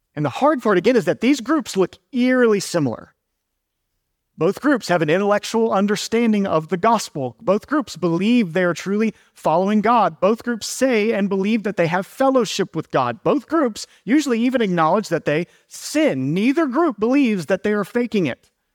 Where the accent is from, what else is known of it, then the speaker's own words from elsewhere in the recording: Georgia, United States; now in Durham, United States; I'm originally from Georgia